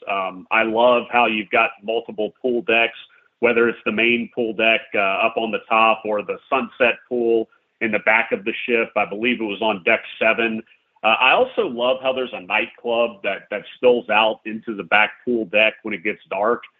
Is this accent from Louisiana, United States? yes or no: yes; Louisiana, United States; now in Tampa, United States; even though I live in Tampa, I'm from Louisiana